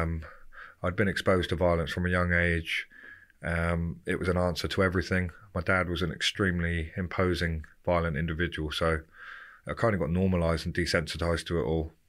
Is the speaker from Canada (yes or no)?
no; Romsey, South East England, United Kingdom; I grew up in Southampton, a little place called Romsey